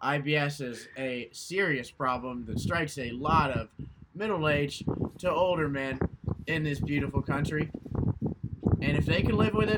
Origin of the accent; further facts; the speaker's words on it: Louisville, Kentucky, United States; we're from Louisville